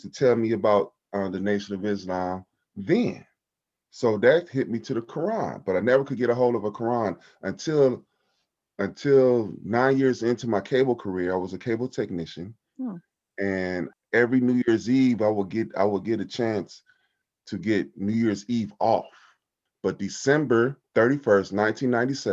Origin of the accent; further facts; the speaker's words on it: Compton, California, United States; Growing up in Compton